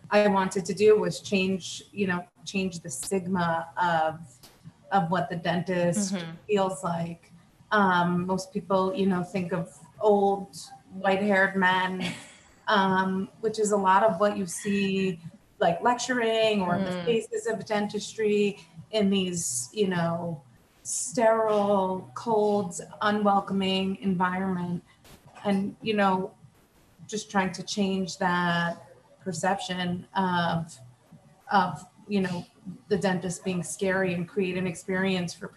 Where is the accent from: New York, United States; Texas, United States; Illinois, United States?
New York, United States; Long Island; now in New York City, United States; I born and raised, I grew up on Long Island